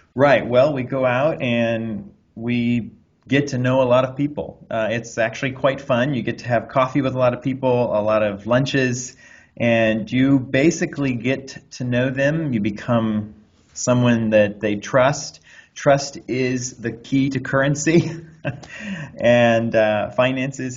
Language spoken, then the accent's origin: English; Anderson, Indiana, United States; now in Los Angeles, United States; I'm from Anderson, Indiana, where I grew up out on a horse farm